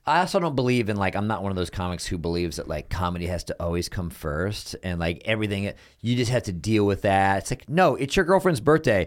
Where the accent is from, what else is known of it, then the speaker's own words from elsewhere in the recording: Texas, United States; now in Los Angeles, United States; I'm also from Texas